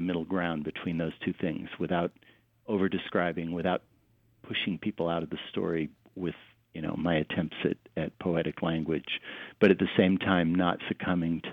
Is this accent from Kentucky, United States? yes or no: no; Denver, Colorado, United States; now in Southern California, United States; I grew up in Denver and we had real seasons